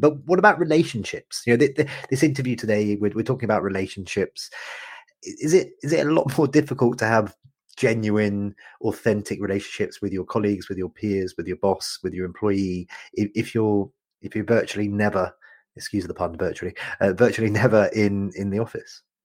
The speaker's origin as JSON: {"language": "English", "country": "United Kingdom", "said": "as a Brit"}